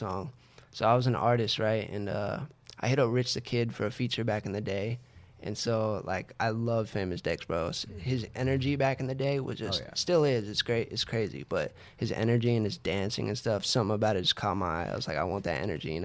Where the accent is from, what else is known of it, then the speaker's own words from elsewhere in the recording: San Antonio, Texas, United States; moved away; I'm from San Antonio, Texas